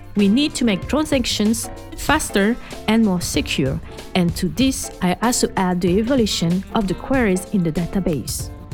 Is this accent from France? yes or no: yes; France; accent: French; English is a second language; my French accent